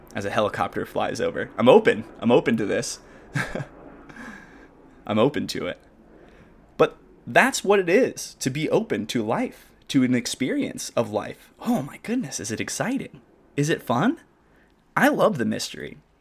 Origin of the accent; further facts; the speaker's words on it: Arlington, Washington, United States; moved away; when I lived in my hometown in Washington, Arlington